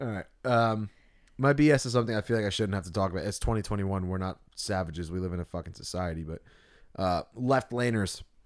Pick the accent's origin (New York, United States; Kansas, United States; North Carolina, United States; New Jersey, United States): New Jersey, United States; Tuckerton; We're from Tuckerton